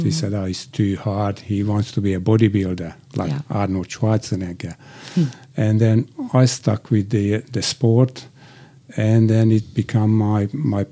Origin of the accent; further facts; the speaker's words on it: Budapest, Hungary; English is a second language; moved away as an adult; now in Australia; I'm originally from Hungary